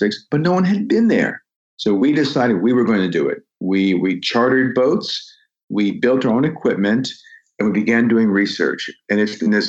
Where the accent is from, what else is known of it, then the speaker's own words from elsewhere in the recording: United States; my home country